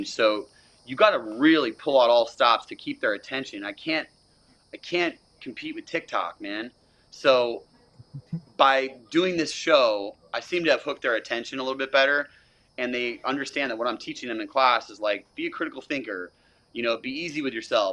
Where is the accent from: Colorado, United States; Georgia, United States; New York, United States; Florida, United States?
Florida, United States; I am from Florida